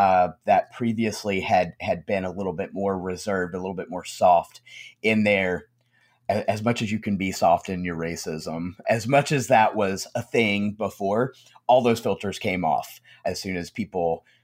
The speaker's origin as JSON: {"language": "English", "region": "the South", "country": "United States", "tie": "born or raised there", "said": "especially like I live in the South. And so, you know, growing up in the South on and off, I would see that it's a very strange thing"}